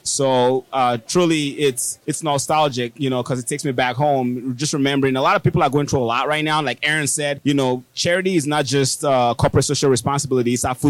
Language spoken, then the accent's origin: English; Nigeria; moved away as an adult; now in United States; I came from Nigeria